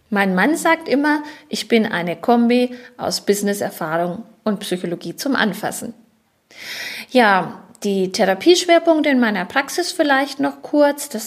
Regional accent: Schweinfurt, Bavaria, Germany; Ich bin in Schweinfurt-Unterfranken geboren und als Kaufmannstochter aufgewachsen. Ich bin verheiratet, wir haben zwei erwachsene Kinder und wir leben und arbeiten in Schweinfurt.

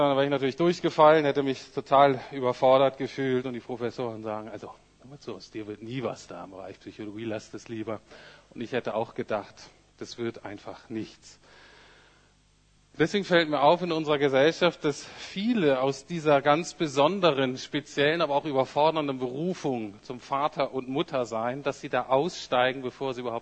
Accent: Bremen, Germany; ich bin aus Bremen Nord. Wenn man in Bremen aus Bremen Nord kommt, das ist so ein Arbeiterviertel.

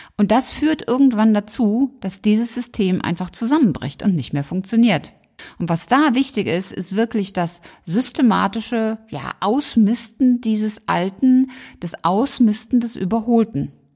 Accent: Germany; bei uns in Deutschland

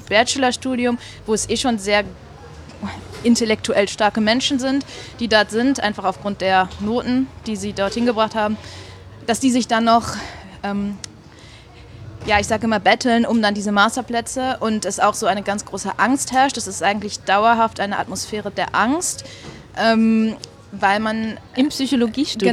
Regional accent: Germany; moved away as an adult; now in Switzerland; ich komme aus Deutschland und bin jetzt aber in der Schweiz seit fast drei Jahren

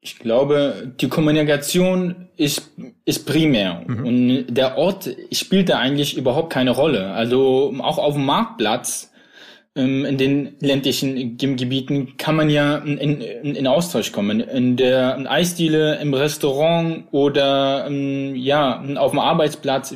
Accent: Plauen, Saxony, Germany; also born or lived in Iraq; now in Dresden, Germany; ich bin ja in Plauen im Vogtland groß geworden

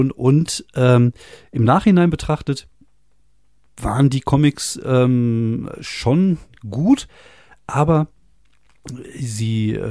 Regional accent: France; now in Germany; ich bin ja zum Teil in Frankreich aufgewachsen, mit elf nach Frankreich runter.

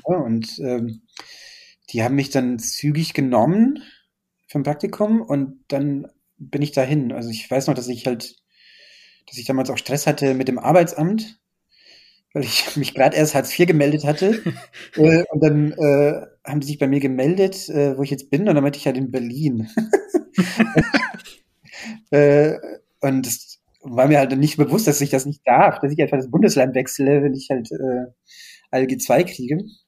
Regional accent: Bratislava, Bratislava Region, Slovakia; German is a second language; moved away; die Bratislava ist ja in der Nähe von Wien, ne? Also es ist ja so mehr oder weniger es ist ja, es ist ja eine Grenzstadt und äh, wir haben damals äh, ORF empfangen, das weiß ich noch, als ich klein war

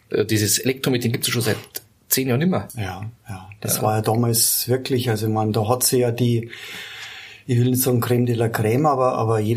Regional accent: Landshut, Bavaria, Germany; ich bin äh, gebürtiger Landshuter, genau. Gebürtiger Landshuter, genau. Wir sind hier in Ergolding

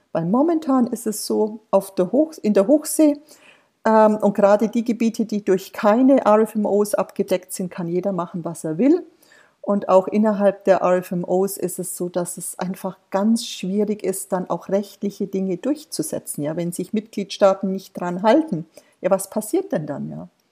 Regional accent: Germany; wir als Deutsche

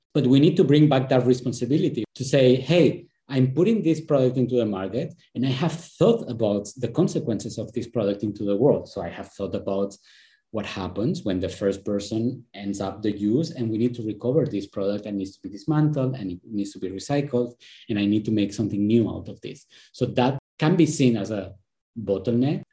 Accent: Spain; moved away; I am originally from Spain

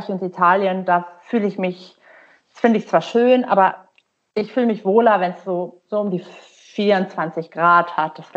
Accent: Oldenburg, Lower Saxony, Germany; born there; also born or lived in Sweden; Ich bin in Oldenburg geboren und ähm, genau, und dann bin ich zuerst mal im Süden, aber ich habe in Schweden studiert.

